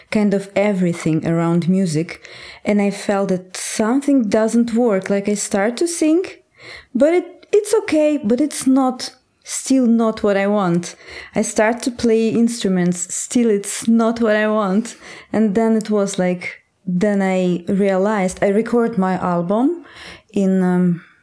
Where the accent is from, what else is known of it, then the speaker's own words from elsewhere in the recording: Astrakhan, Astrakhan Oblast, Russia; English is a second language; in my hometown in Astrakhan. It's very far in the. It's far in Russia